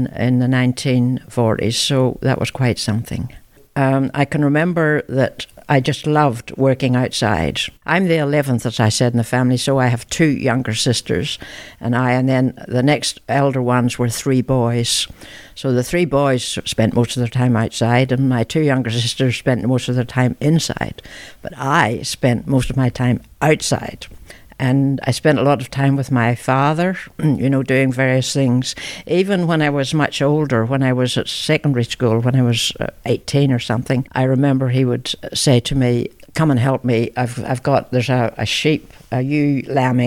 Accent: Ballymena, Northern Ireland, United Kingdom; moved away as an adult; also born or lived in central Victoria, Australia; now in Victoria, Australia; I was born in Ballymena, Northern Ireland, in October 1936

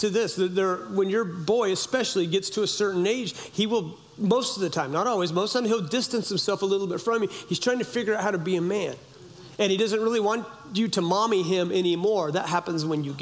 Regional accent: Humboldt County, California, United States; I grew up in Humboldt County, California

